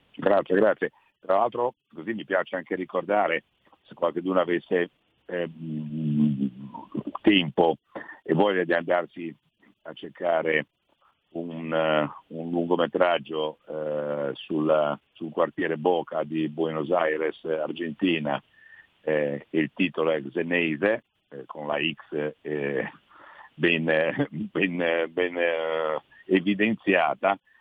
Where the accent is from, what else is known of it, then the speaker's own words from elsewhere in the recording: Liguria, Italy; first language Italian; Io l'ho imparato il dialetto per strada, parlando con le persone dell'entroterra, eccetera. Non lo parlo benissimo, lo capisco, non lo parlo benissimo, ogni tanto faccio dei gosci, come si chiamano dalle nostre parti